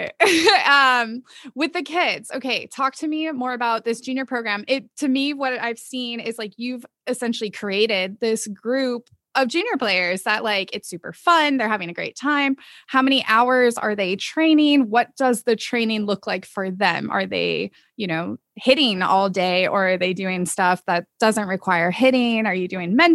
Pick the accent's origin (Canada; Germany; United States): United States; Southern California; growing up in SoCal